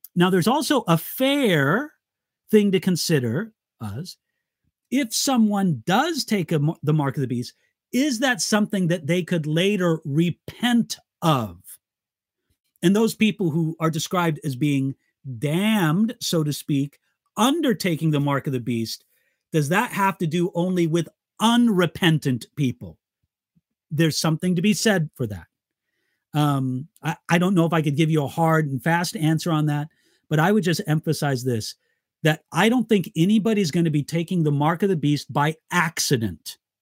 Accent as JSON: {"language": "English", "region": "Southern California", "country": "United States", "tie": "born or raised there", "also_born_or_lived": "Siegen, Germany / Santa Barbara, California", "said": "I lived my entire life in California, Southern California, except for seven years when I lived in Germany"}